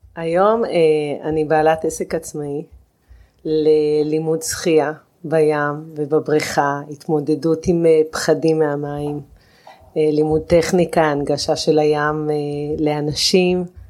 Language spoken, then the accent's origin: Hebrew; Israel; אני גדלתי בקיבוץ והחברה היא מאוד מצומצמת